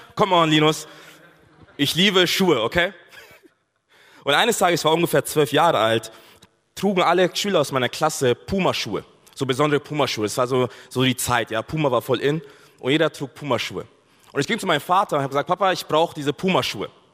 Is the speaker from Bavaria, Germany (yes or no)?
yes; Bavaria, Germany; ich komme aus Bayern.